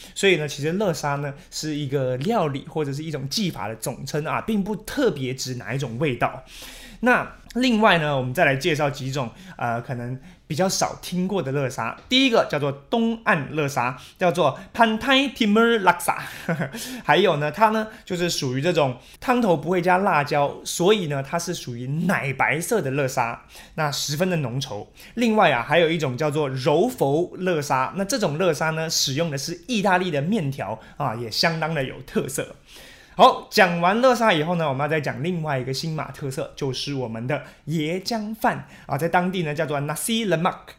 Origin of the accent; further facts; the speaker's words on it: Taiwan; 我们台湾人也很爱吃